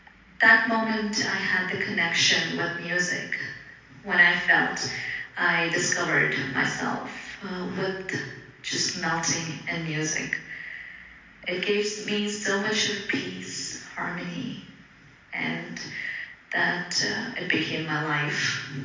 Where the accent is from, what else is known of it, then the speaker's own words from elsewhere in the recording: Dubai, United Arab Emirates; first language Telugu; English is a second language; also born or lived in Bangalore, India; I was born in Bangalore, and I speak about six languages. My mother tongue is Telugu. Apart from that, I speak Tamil, Hindi, Kannada, English, a little bit of Arabic because I was raised in Dubai.